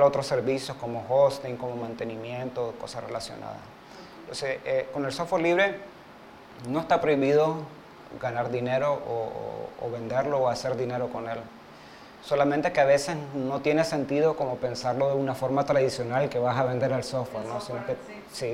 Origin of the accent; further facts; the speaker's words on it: Montevideo, Uruguay; now in Nicaragua; soy uruguayo, nací en Montevideo, pero soy nicaragüense de corazón